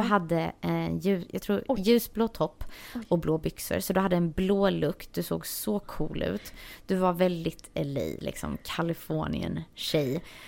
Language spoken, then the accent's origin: Swedish; Varberg, Halland County, Sweden; moved away as an adult; also born or lived in Stockholm, Sweden; now in Los Angeles, United States; Jag kommer från Varberg som är en liten stad på västkusten. Men jag har bott de senaste 10-11 åren tror jag i Stockholm.